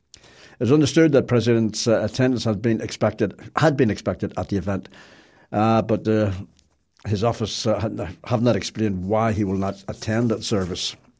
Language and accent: English; Belfast, Northern Ireland, United Kingdom; I'm from Belfast, as you can possibly tell.